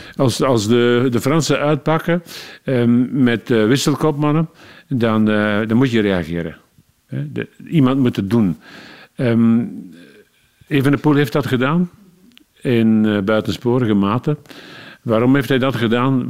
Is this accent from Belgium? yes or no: yes; Leuven, Flanders, Belgium; En als Leuvenaar, ik ben in Leuven geboren